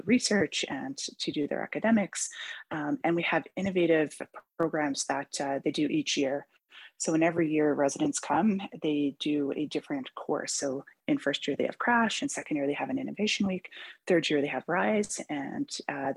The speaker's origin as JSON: {"language": "English", "region": "Newfoundland and Labrador", "country": "Canada", "moved": "yes", "lives_now": "Vancouver, Canada", "said": "I come from Newfoundland"}